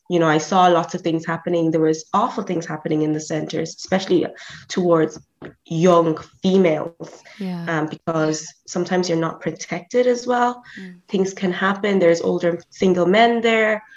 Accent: Ireland; also born or lived in South Africa / Nigeria; I am a Nigerian born in South Africa. So I lived in South Africa until I was seven, and then I moved to Ireland

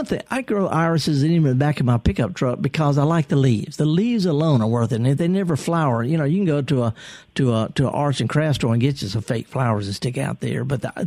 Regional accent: the Mississippi Delta, United States; I'm from the Delta.

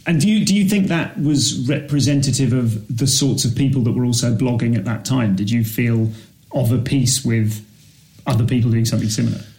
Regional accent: Leamington Spa, West Midlands, United Kingdom; I'm from Leamington

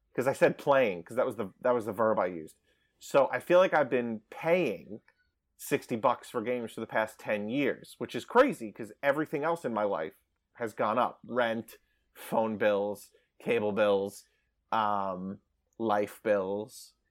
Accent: Long Island, New York, United States; I grew up on Long Island

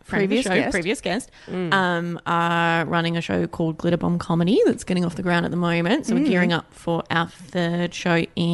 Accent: Albany, Western Australia, Australia; moved away as an adult; also born or lived in Perth; Yeah, because I've been gone for 6 years and Perth's not my hometown. Albany is, so I was only there for a few years anyway.

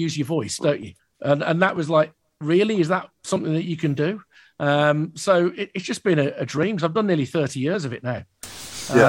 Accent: Birmingham, West Midlands, United Kingdom; growing up in Birmingham, in South Birmingham, like I did

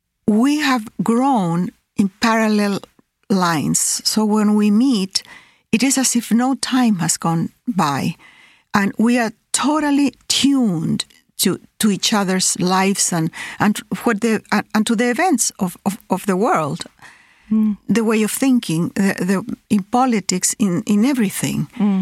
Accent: Chile; also born or lived in Peru; I have been displaced all my life. I was born in Peru, then I was 3 years old when we moved to Chile.

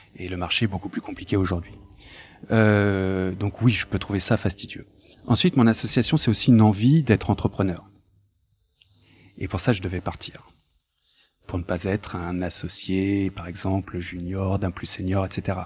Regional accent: France; Je suis né en France, euh, j'ai été à, l'école publique française, euh, républicaine

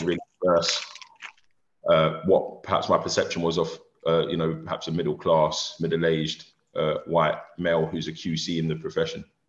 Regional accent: London, United Kingdom; I grew up in a single parent home in South London

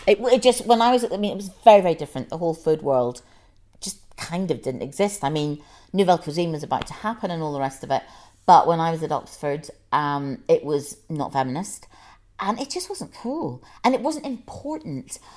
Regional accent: Ireland; now in London, United Kingdom; I'm Irish and I feel very Irish, but I wouldn't go back and live there again

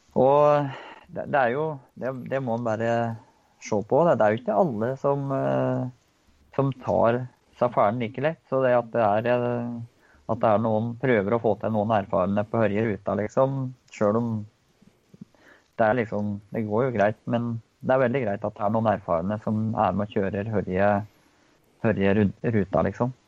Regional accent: Engerdal, Innlandet, Norway; moved away as an adult; now in Koppang, Norway; jeg kommer jo fra Engerdal litt lenger øst her. Så vokste opp på gård borti

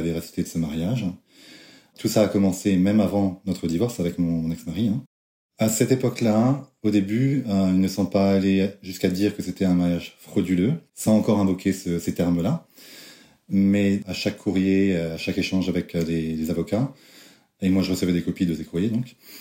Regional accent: France; moved away as an adult; now in United States; je suis français, j'aime la France.

